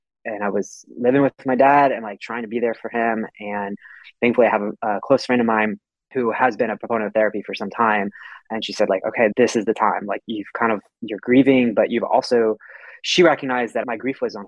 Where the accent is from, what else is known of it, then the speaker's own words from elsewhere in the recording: Houston, Texas, United States; I grew up in Houston, you know, as a male in a conservative culture